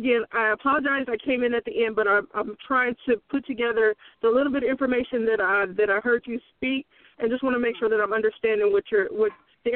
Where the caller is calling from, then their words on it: Bay Area, California, United States; Okay, I'm calling from the Bay Area. Sorry about that. … calling from the Bay Area.